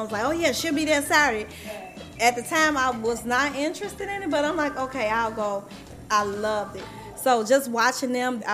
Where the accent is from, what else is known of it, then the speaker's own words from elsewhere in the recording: Chicago, Illinois, United States; I grew up in the Dearborn Homes, 29th Estate.